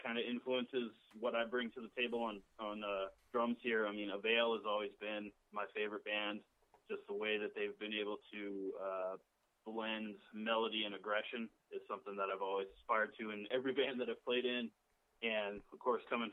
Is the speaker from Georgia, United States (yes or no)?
no; New York, United States; I grew up in New York